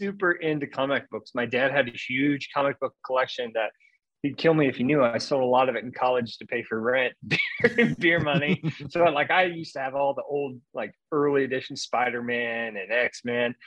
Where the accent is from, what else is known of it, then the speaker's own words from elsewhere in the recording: Central Illinois, United States; moved away as an adult; now in Louisville, United States; I grew up in Central Illinois, small farming community, small town